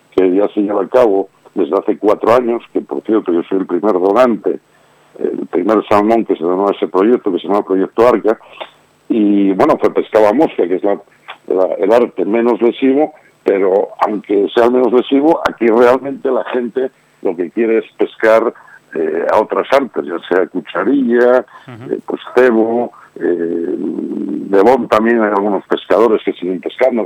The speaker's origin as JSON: {"language": "Spanish", "region": "Asturias", "country": "Spain", "said": "en mi querida Asturias, puesto que soy asturiano"}